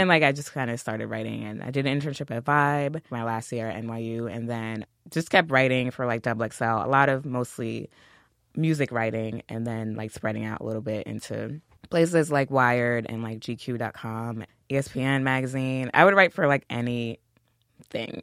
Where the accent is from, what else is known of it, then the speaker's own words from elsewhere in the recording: New York City, New York, United States; I'm from Queens